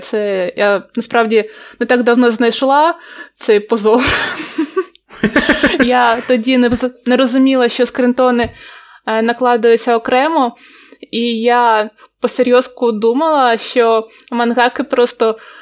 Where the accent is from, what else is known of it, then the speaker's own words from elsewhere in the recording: Odesa, Odesa Oblast, Ukraine; Я з Одеси.